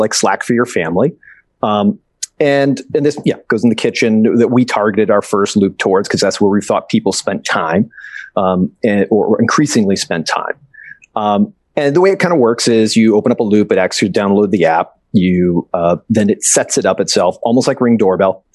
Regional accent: Boston, Massachusetts, United States; now in West Coast, United States; I'm from the East Coast. I'm from Boston originally. Now I'm out here in the West Coast.

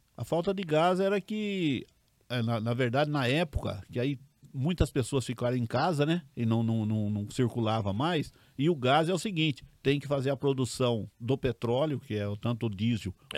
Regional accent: Pirassununga, São Paulo, Brazil; Eu nasci em Pirassununga

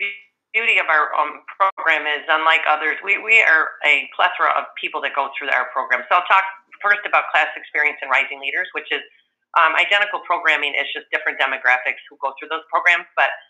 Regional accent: Buffalo, New York, United States; every time I travel and people, I tell them I'm from Buffalo and they start asking me if it's snowing and it's July

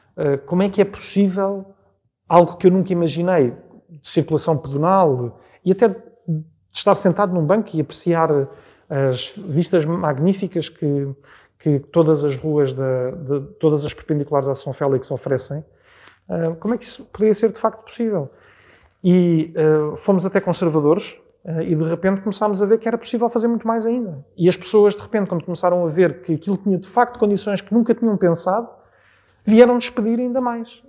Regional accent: Portugal; poder morar na freguesia que sirvo, para além de ter sido a freguesia onde nasci e onde vivi toda a minha vida praticamente

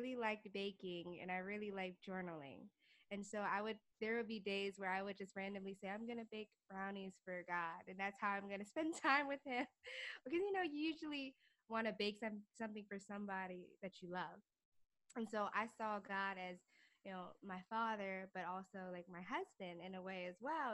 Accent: Fort Washington, Maryland, United States; moved away as an adult; now in New York City, United States; I am originally from Fort Washington, Maryland. I grew up in Maryland.

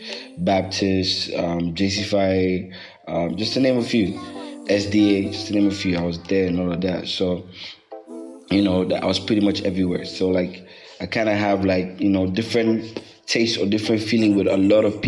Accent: Gambia; also born or lived in Bakau, Gambia; I was born and raised in the Gambia. Been here almost all my life

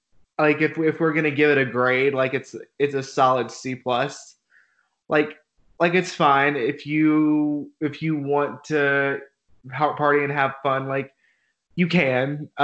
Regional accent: the South, United States; I'm from South. My whole family's from Memphis and Atlanta.

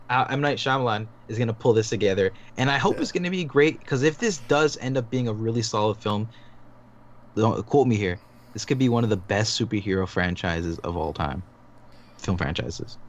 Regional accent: Toronto, Ontario, Canada; I'm from I'm from Toronto

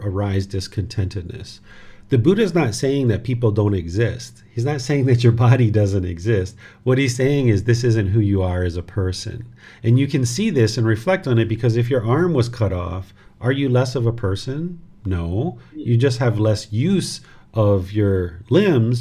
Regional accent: United States; This physical body was born in America

